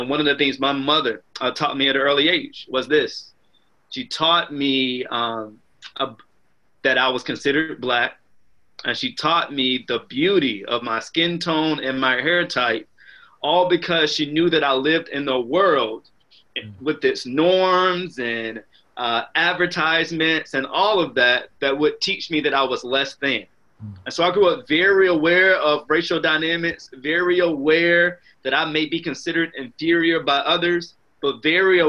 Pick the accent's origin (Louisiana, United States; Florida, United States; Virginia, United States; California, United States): Virginia, United States; Southeast; As an African American man, I grew up in Southeast Virginia